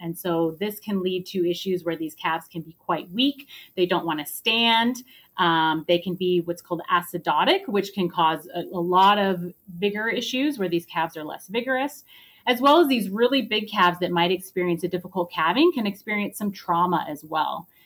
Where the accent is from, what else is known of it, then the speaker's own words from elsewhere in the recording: United States; moved away as an adult; also born or lived in Oregon / New York; now in Calgary, Canada; I am actually originally from the United States